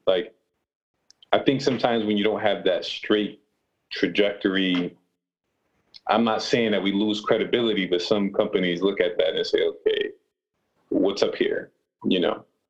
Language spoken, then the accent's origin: English; Rochester, New York, United States; I grew up in Rochester, New York, which is about six hours from New York City